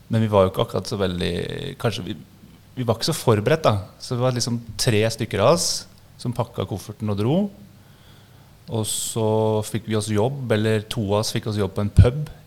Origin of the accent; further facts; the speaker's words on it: Toten, Innlandet, Norway; født og oppvokst på Toten. Uh, eh, flytta til byen da jeg var uh, eh, 18.